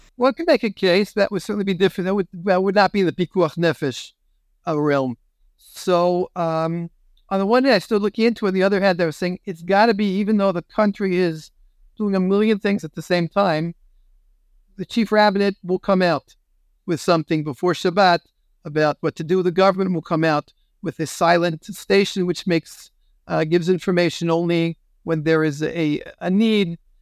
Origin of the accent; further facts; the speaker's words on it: United States; now in Israel; I'm an American rabbi even if I'm in Israel.